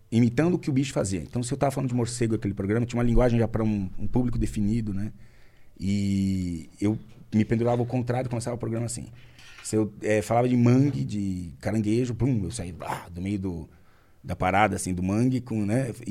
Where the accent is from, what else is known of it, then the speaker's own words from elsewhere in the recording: Brazil; Eu sou muito brasileiro.